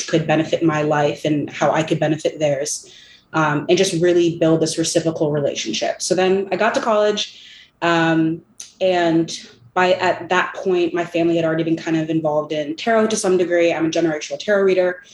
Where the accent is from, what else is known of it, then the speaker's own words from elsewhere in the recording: California, United States; I'm from California.